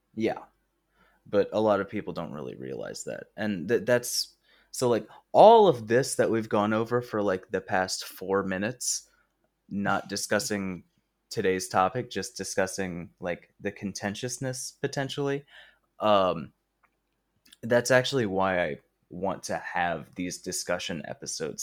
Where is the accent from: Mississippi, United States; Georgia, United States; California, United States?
Georgia, United States; Logan and I are both Southerners. We're both from Georgia